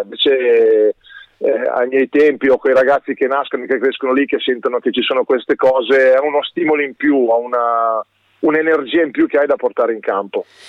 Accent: Varese, Lombardy, Italy; io sono nato a Varese, quindi ho tu, tutto quello, tutti gli affetti, tutte le amicizie, tutto quanto è qua, è sempre stato qui per me

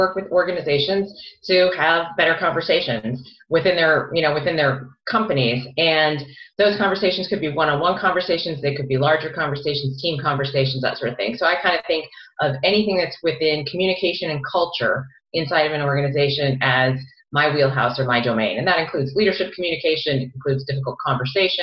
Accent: Minnesota, United States; moved away as an adult; also born or lived in Boston; I grew up in Minnesota

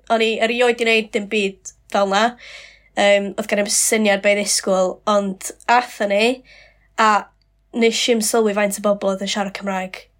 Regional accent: Colwyn Bay, Wales, United Kingdom; accent: Colwyn Bay; moved away as an adult; now in Caernarfon, United Kingdom; Dwi yn byw yng Nghynarfon ar hyn o bryd, um, ond dwi'n dod o Hen Golwyn

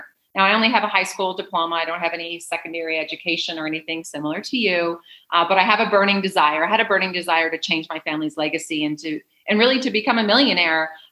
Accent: Canada; moved away as an adult; also born or lived in San Diego / Wilmington; now in Mexico; I'm originally from Canada. And I lived most of my life there until I was 28

